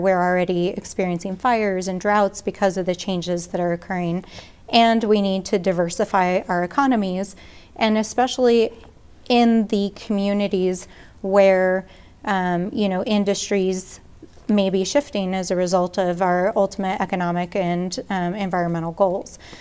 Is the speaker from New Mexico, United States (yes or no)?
yes; Albuquerque, New Mexico, United States; also born or lived in Farmington, New Mexico; I grew up here in Albuquerque